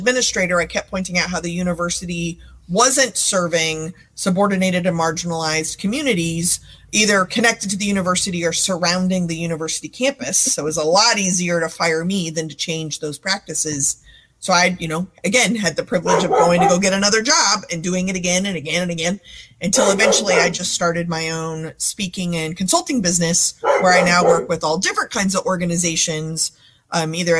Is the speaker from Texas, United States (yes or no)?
yes; Texas, United States; I grew up in Texas with a very funny family